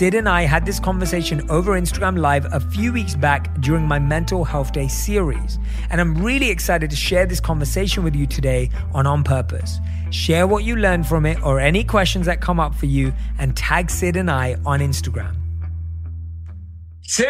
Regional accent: London, United Kingdom; I'm born and raised in London.

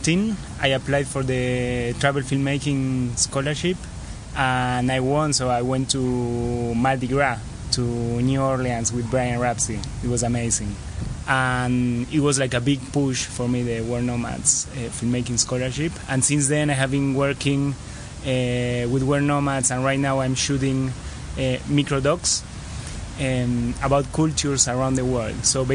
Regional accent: Buenos Aires, Argentina; Yeah, I am from Buenos Aires. I was born here in Palermo, where we are right now. It's a a nice neighborhood.

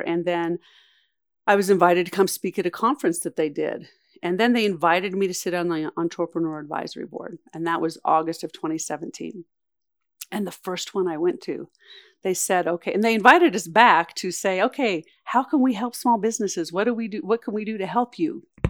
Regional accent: Challis, Idaho, United States; Chalice, Idaho, my hometown

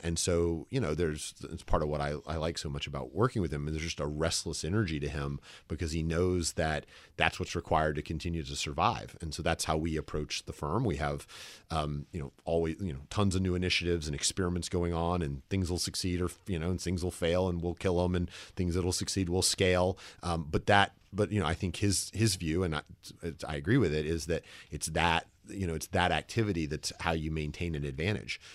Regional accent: the South, United States; accent: the slightest wisp; moved away; I'm from the South

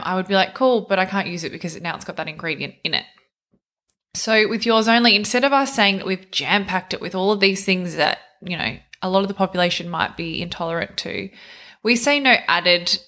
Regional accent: near Melbourne, Victoria, Australia; Melbourne, not far from where I actually grew up

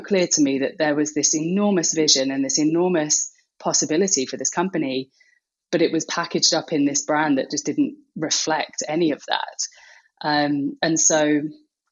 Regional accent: United Kingdom; now in Brooklyn, United States; I'm a Brit.

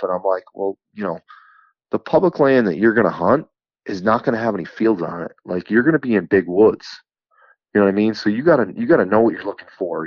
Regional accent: New York, United States; I'm from New York

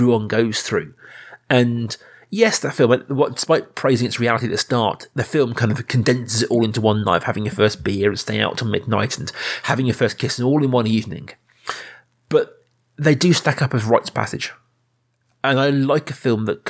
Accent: Reading, South East England, United Kingdom; you and I grew up in Reading, which is not a small town, it's a big town

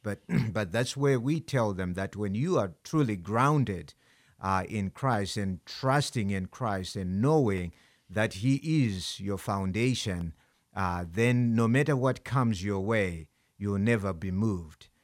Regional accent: Zimbabwe; now in United States; I'm from Zimbabwe

